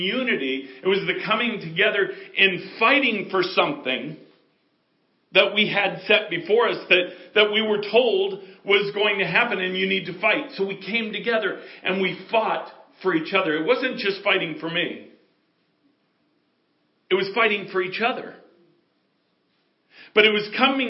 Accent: United States; I can only speak as an American

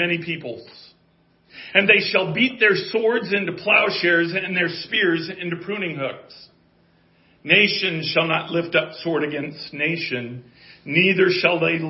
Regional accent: Colorado, United States; I'm from Colorado

